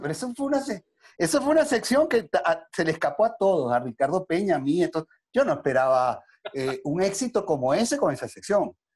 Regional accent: Caracas, Capital District, Venezuela; Yo vengo de un sector popular, yo nací en San José, allí en Caracas, ¿no? Y de allí fui a la Candelaria

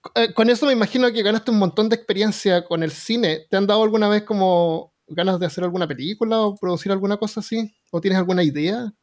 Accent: Chile; now in Alabama, United States; soy chileno

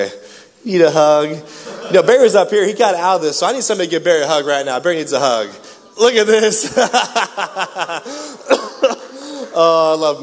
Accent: Raytown, Missouri, United States; I grew up in Raytown.

